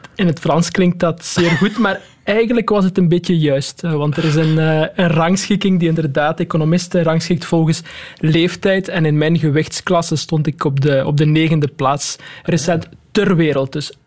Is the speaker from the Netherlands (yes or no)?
no; Waasmunster, Flanders, Belgium; ik kom van Wasmunster